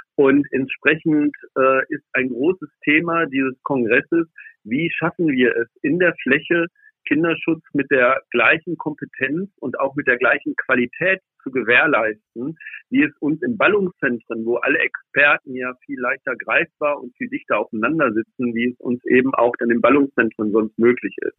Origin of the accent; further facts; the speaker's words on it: Schleswig-Holstein, Germany; aus meiner Heimat aus Schleswig-Holstein